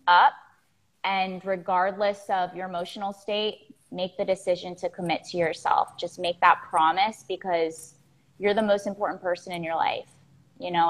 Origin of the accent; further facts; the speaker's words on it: Florida, United States; I grew up in Florida. I'm a Florida girl. I still live in I live in Miami right now